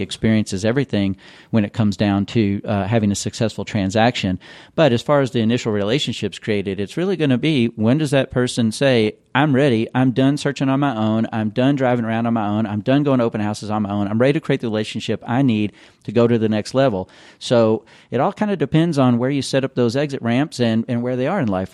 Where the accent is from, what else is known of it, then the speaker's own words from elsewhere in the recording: Louisville, Kentucky, United States; moved away as an adult; also born or lived in California; I am from Louisville. This is my hometown